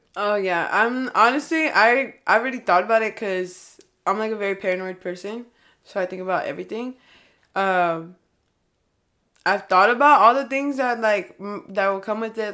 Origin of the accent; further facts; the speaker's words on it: California, United States; accent: California; I'm from Cali